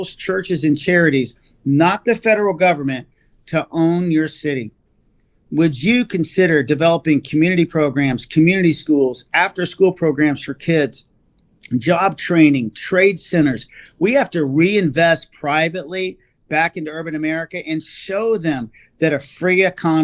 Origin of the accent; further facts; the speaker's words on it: Texas, United States; I'm from Texas.